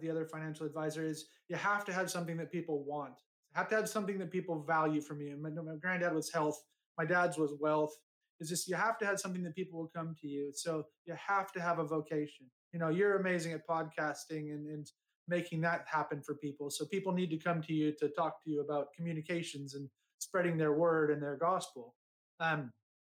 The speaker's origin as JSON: {"language": "English", "town": "Shelbyville", "region": "Indiana", "country": "United States", "tie": "born or raised there", "moved": "yes", "lives_now": "United Kingdom", "said": "I was born in Indiana, born in Shelbyville, Indiana"}